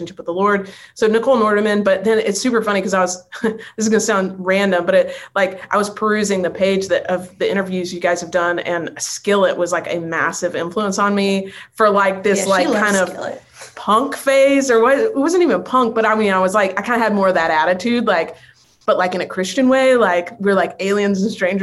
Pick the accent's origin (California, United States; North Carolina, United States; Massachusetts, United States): North Carolina, United States; now in Nashville, United States; I'm from North Carolina, so it's way over on the East Coast